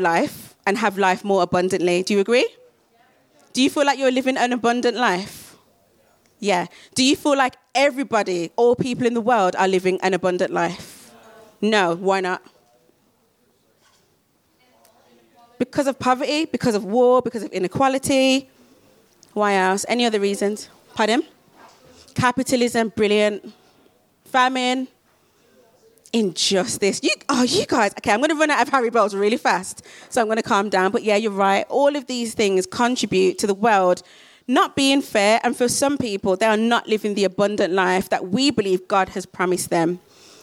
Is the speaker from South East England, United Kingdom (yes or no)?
no; Birmingham, West Midlands, United Kingdom; I'm from Birmingham